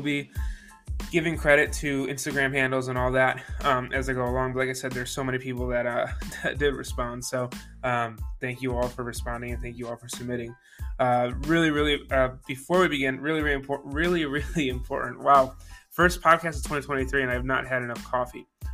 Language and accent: English; Buffalo, New York, United States; moved away; I came from Buffalo, New York, that's where I was born and raised